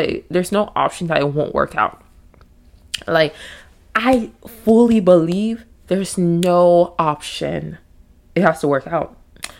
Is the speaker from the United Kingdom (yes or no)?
no; Nigeria; I say all this to say I'm Nigerian, okay? Full-blood Nigerian.